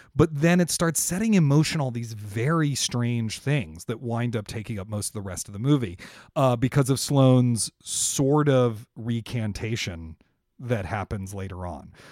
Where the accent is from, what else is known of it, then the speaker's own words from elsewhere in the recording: Washington, District of Columbia, United States; Washington, which is my hometown. I'm from Washington, D C.